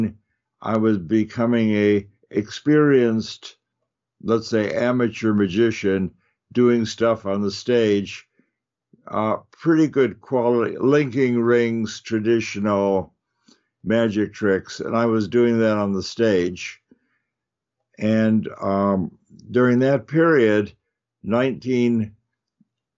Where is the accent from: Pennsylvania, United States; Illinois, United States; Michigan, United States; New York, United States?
Illinois, United States; Chicago; now in Northern California, United States; I grew up in Chicago